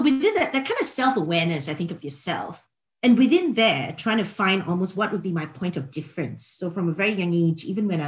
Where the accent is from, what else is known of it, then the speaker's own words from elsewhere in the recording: Singapore; moved away as an adult; also born or lived in Australia; I'm from Singapore originally